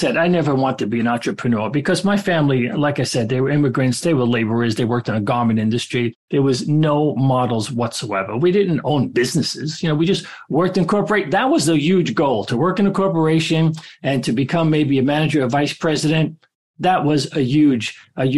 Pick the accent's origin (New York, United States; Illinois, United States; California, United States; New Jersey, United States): New York, United States; New York City; I grew up in Brooklyn with immigrant parents